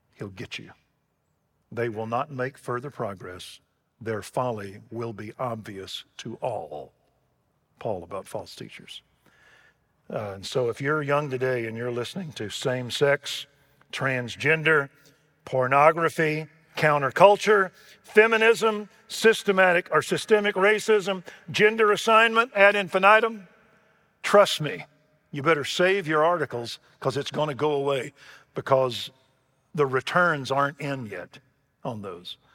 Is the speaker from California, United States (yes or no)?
no; Waco, Texas, United States; I grew up in Waco, Texas